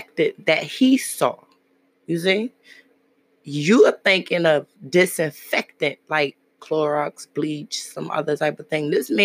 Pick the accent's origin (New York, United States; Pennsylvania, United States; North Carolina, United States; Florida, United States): New York, United States; New York City; As I grew up in Brooklyn